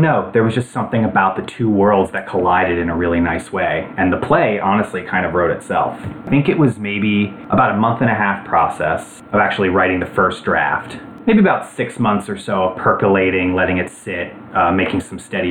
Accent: Philadelphia, Pennsylvania, United States; also born or lived in Scranton, Pennsylvania; I'm originally from the Philadelphia area

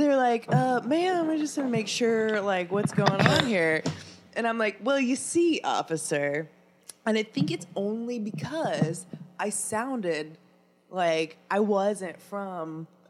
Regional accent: Iowa, United States; born there; I was born in the great state of Iowa.

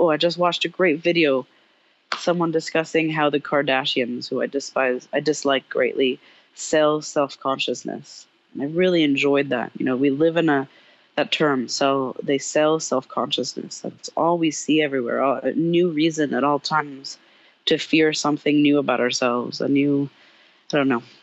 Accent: Paris, Île-de-France, France; now in United States; growing up in Paris

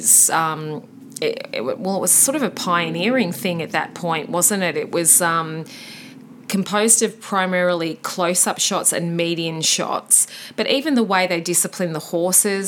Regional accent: Australia; he was a compatriot of ours from Tasmania. Well, we're not from Tasmania

